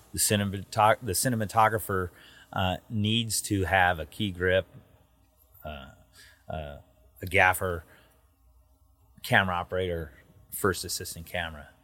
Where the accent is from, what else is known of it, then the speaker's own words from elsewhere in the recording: Southern California, United States; an American who grew up in Southern California in the film industry